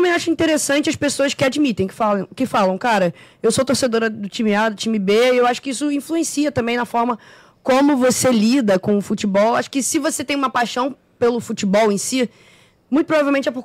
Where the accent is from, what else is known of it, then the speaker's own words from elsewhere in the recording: Rio de Janeiro, Brazil; não é o caso do lado de cada mesa, porque nós somos cariocas